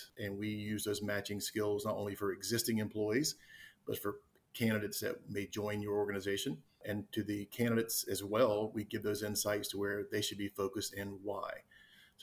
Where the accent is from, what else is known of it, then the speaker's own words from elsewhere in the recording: Wilmington, North Carolina, United States; also born or lived in Raleigh, North Carolina; I am from the Wilmington, North Carolina area. I grew up on the East Coast of the U.S.